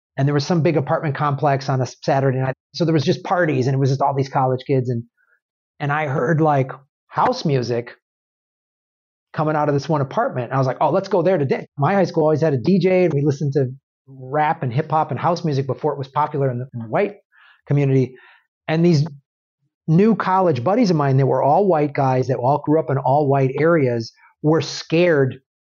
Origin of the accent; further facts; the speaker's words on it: Madison, Wisconsin, United States; moved away; also born or lived in Evanston, Illinois; I grew up in the Midwest. I, I grew up in Madison, Wisconsin